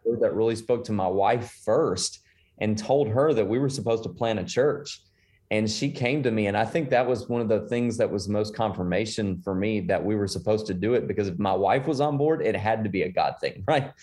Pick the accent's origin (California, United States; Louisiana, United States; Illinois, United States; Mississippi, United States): Louisiana, United States; Shreveport; moved away as an adult; now in The Woodlands, United States; I'm originally from Shreveport, Bossier City, Louisiana. Um, and I grew up there.